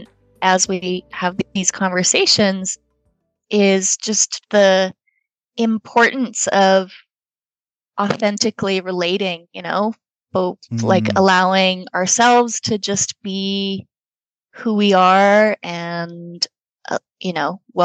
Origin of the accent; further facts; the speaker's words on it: Switzerland; moved away; Having grown up in Switzerland